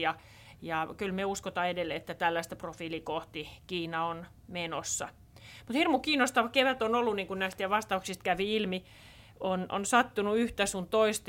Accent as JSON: {"language": "Finnish", "region": "Southeast Finland", "country": "Finland", "said": "Mä oon Kaakkois-Suomesta kotoisin"}